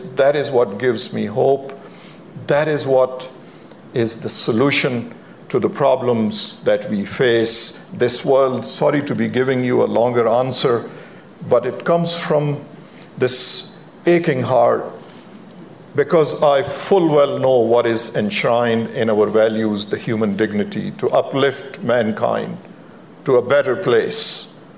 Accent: Pakistan; moved away as an adult; now in United States; I grew up in Pakistan.

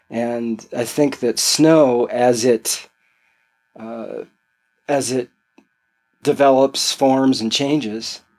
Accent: California, United States; In uh, suburb of San Francisco.

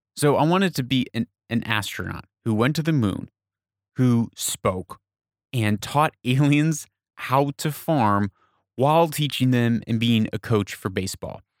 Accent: United States; now in Persian Gulf region, Middle East; I'm from America

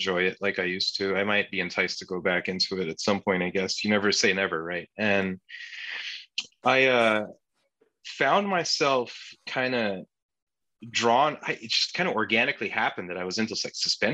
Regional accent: Turkey; first language Turkish; English is a second language; now in New York, United States; I'm Turkish. I'm an immigrant. I'm a first generation immigrant

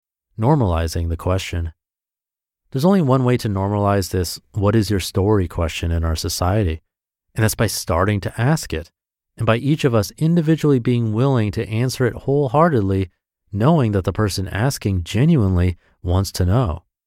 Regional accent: Miami, Florida, United States; born there; also born or lived in San Diego / Austin; now in Jupiter, United States; I was born in Miami, Florida. After traveling all over the world, Japan, Australia, etc., and living all around the country, San Diego, Austin, etc., alongside my wife, Angel, we decided to settle down in Jupiter, Florida

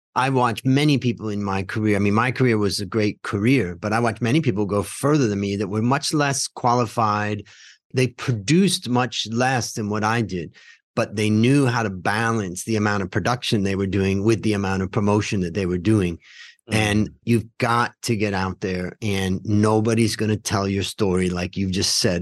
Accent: Ohio, United States; moved away as an adult; also born or lived in California; now in Thailand; we grew up together in Ohio

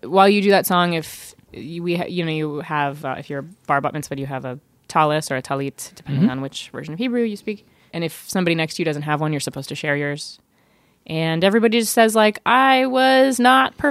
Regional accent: Tallahassee, Florida, United States; I grew up Reformed Jewish in the South

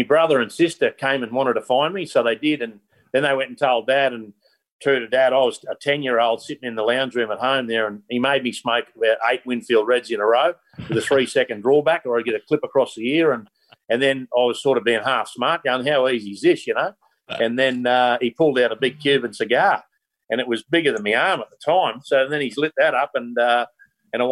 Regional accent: Innisfail, Queensland, Australia; I was as a young bloke growing up in Innisfail, North Queensland

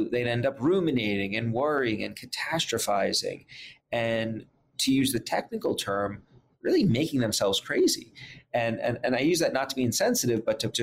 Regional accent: New York City, New York, United States; I grew up in Brooklyn, New York

